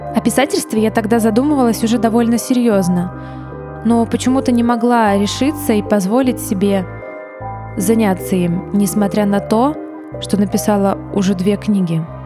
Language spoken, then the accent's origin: Russian; Kryvyi Rih, Dnipropetrovsk Oblast, Ukraine; moved away as an adult; also born or lived in Odesa; в родном городе